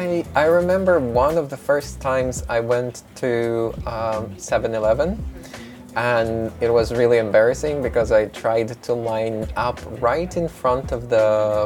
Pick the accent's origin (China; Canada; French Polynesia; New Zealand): China; now in Japan; When I came to Japan, I came here from China, so some of the kanji I could recognize, they're similar.